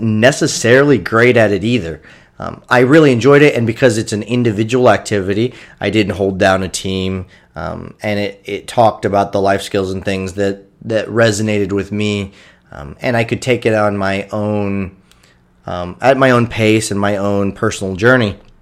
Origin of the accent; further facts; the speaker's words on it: Kendallville, Indiana, United States; my hometown of Kendallville.